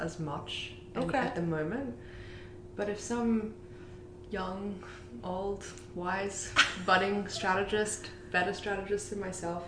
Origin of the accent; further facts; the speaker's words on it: Australia; moved away as an adult; now in New York, United States; I grew up in Australia, so it was sunny all the time